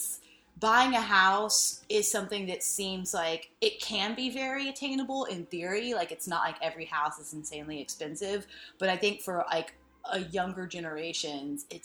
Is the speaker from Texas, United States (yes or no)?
yes; South Texas, United States; where I grew up in South Texas.